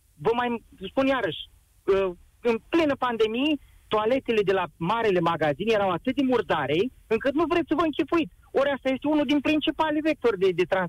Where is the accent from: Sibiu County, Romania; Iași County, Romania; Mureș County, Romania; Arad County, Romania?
Iași County, Romania; Iași; sunt și din Iași